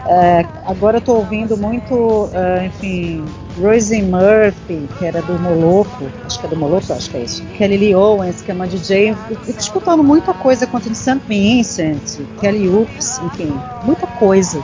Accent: Belém, Pará, Brazil; moved away as an adult; also born or lived in São Paulo; eu saí de Belém, circulei pelo Brasil, morei fora, morei em São Paulo durante muitos anos

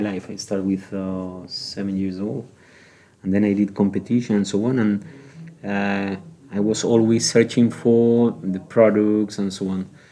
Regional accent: Gran Canaria, Canary Islands, Spain; English is a second language; moved away as an adult; also born or lived in Bilbao, Spain / France; now in Prague, Czech Republic

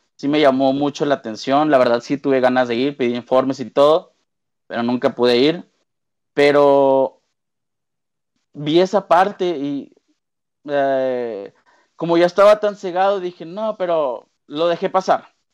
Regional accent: Monterrey, Nuevo León, Mexico; also born or lived in Mexico City; toda mi familia pues aquí en Monterrey

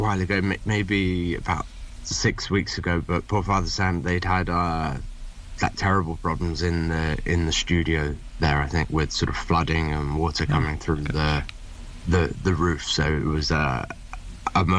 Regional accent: England, United Kingdom; moved back to England where I was born.

